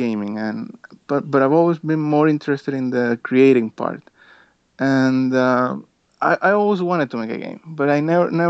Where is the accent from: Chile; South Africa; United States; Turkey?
Chile; I'm from Chile